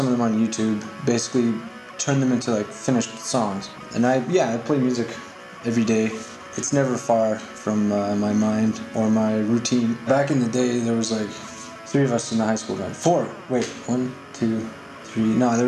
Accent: Winnipeg, Manitoba, Canada; I'm from Winnipeg, Canada.

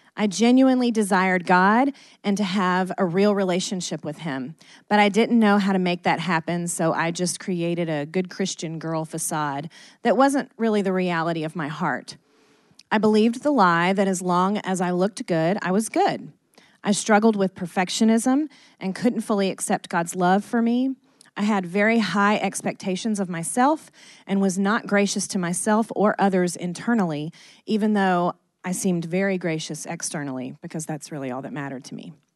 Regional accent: Athens, Georgia, United States; we were born and raised in Athens, Georgia.

